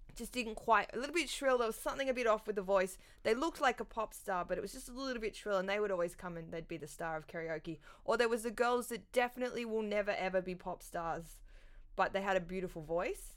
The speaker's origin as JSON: {"language": "English", "town": "Sydney", "region": "New South Wales", "country": "Australia", "tie": "born or raised there", "also_born_or_lived": "Canberra", "said": "I grew up, like, in the North Shore in Sydney"}